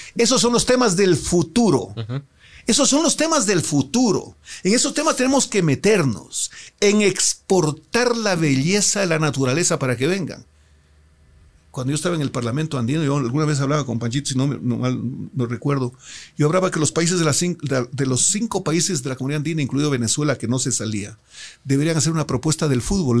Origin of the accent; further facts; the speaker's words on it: Loja, Ecuador; mis electores de mi tierra